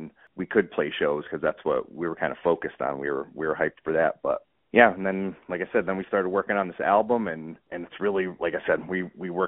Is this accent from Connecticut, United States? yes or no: yes; Connecticut, United States; now in West Springfield, United States; I'm from Connecticut originally, but I live in Massachusetts now